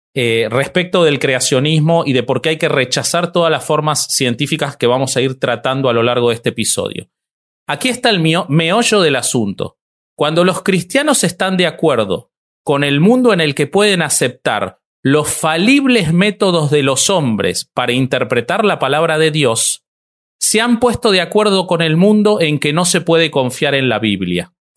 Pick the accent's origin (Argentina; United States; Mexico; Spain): Argentina; el único pelado con barba argentino voy a ser yo acá